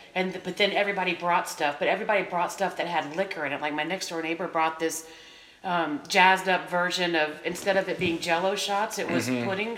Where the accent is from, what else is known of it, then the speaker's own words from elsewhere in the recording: Florida, United States; also born or lived in Merritt Island, Florida; I grew up in Florida.